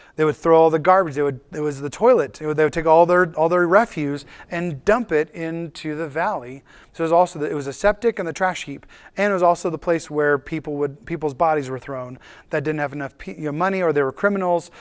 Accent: United States; for us as an American culture

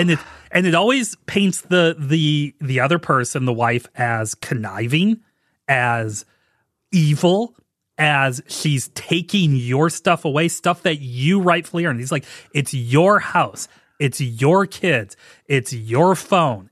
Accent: St. Louis, Missouri, United States; growing up in Saint Louis, I loved Ozzie Smith

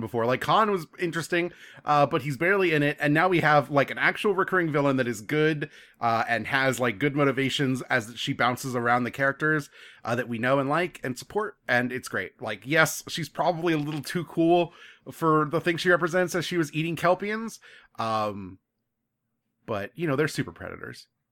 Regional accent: Orlando, Florida, United States; I'm from Orlando

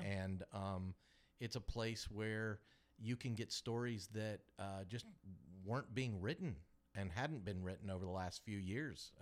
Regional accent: Kansas City, United States; now in Augusta, United States; I grew up in Kansas City, but I made my way down to Augusta

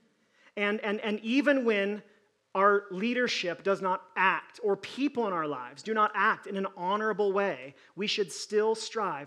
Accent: United States; American Christians

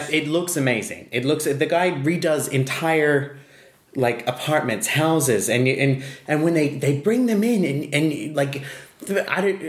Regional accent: Australia; I am Australian.

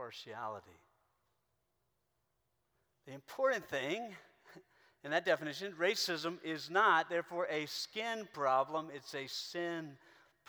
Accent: South Carolina, United States; I grew up in South Carolina.

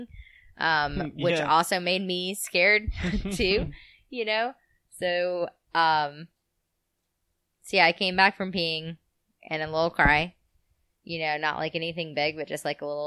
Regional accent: Nashville, Tennessee, United States; I was growing up in Nashville

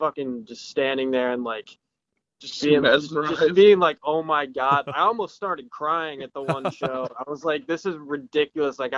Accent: Pennsylvania, United States; I'm from Pennsylvania

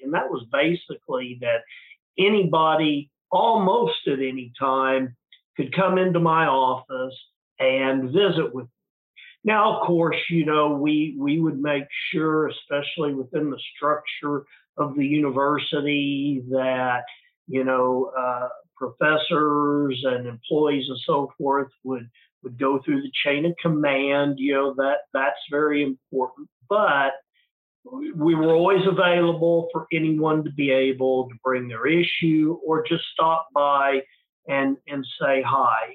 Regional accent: Oklahoma, United States; moved back to my hometown uh, ran for the oklahoma house of representatives

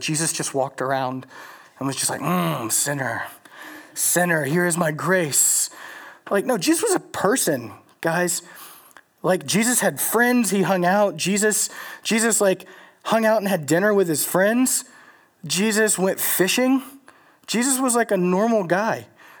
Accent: Louisiana, United States; moved away; I'm from Louisiana, so Hurricane Katrina is like a real thing for me.

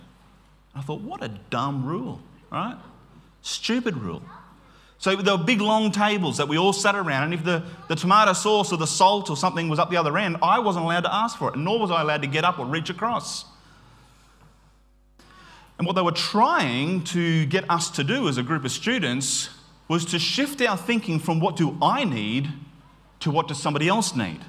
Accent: Queensland, Australia; I grew up in Queensland

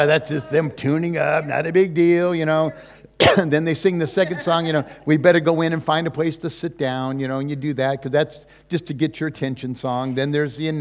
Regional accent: California, United States; also born or lived in Hawaii; we're from California. Susie and I live there. That's pretty much our home turf

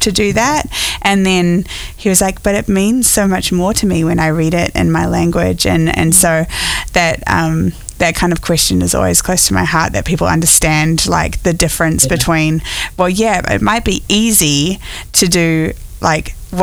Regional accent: New Zealand; born or raised there; now in United States

